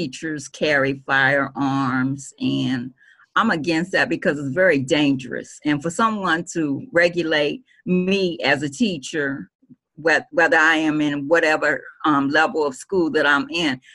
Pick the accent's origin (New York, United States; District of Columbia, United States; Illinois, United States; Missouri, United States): District of Columbia, United States; Washington; my elementary school, which was a Catholic school in D.C., St. Benedict